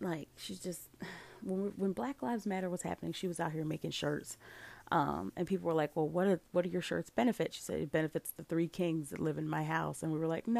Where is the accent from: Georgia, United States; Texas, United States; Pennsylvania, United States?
Pennsylvania, United States; Philadelphia; my hometown of Philadelphia